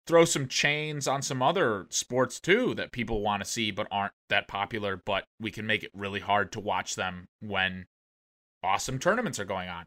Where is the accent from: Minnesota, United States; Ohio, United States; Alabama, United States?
Ohio, United States; now in Texas, United States; I grew up in Ohio